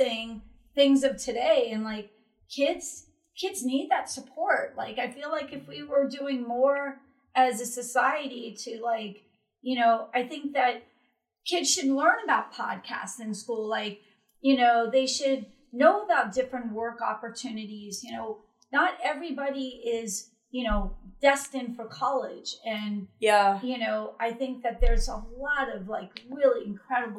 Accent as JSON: {"language": "English", "region": "Florida", "country": "United States", "said": "we're from Florida"}